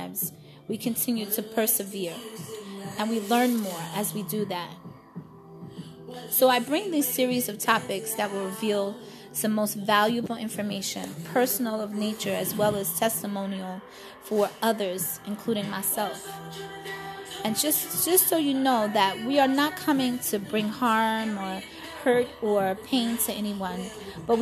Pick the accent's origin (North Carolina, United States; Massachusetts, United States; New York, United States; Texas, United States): New York, United States; New York City; moved away as an adult; also born or lived in Brooklyn / Bronx; I am native born of New York City. I was born and raised in Queens, Flushing.